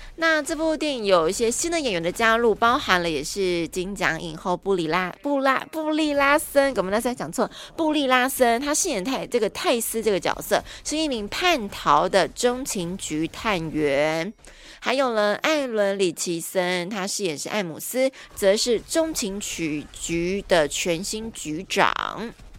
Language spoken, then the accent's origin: Chinese; Taiwan; 所以我们台湾人自己要加油一下哈